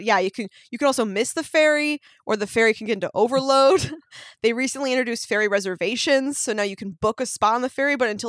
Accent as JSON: {"language": "English", "area": "Orcas Island", "region": "Washington", "country": "United States", "tie": "born or raised there", "moved": "yes", "lives_now": "Los Angeles, United States", "said": "Because I'm from this island"}